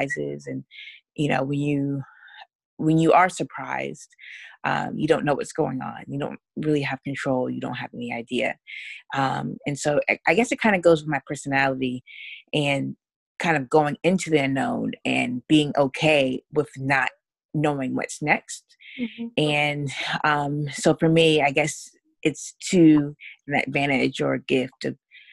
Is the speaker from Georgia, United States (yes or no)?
yes; Atlanta, Georgia, United States; also born or lived in New York; I was born in New York and raised in Atlanta